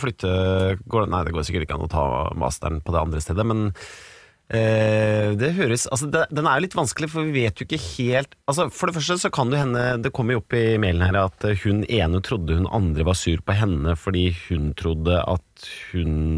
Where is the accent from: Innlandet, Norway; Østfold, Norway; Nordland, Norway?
Innlandet, Norway; Hamar; jeg kommer fra Hamar, jeg kommer fra Innlandet sjøl